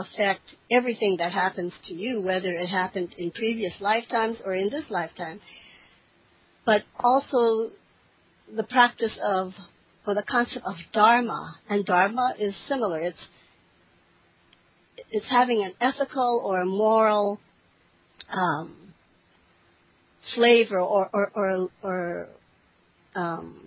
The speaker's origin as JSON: {"language": "English", "region": "Hawaii", "country": "United States", "said": "I'm from Hawaii, and my grandparents are from the East, so I was a third generation American, but my grandparents did come from Okinawa."}